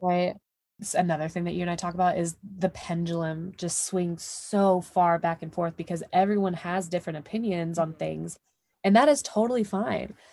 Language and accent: English; Texas, United States; I'm from here, I'm from the States, I'm from Texas, I'm from the Deep South.